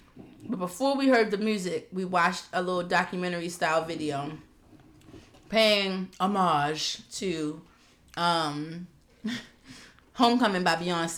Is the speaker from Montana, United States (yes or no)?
no; Baltimore, Maryland, United States; I'm from Baltimore, and that's what you're supposed to say.